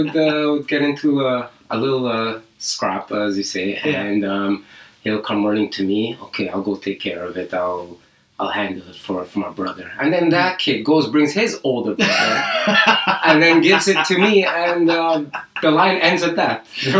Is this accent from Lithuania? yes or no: no; Libya; also born or lived in Canada; I grew up in Libya. I was born in Canada, but my dad needed a job, so a friend of him got him a job at the university.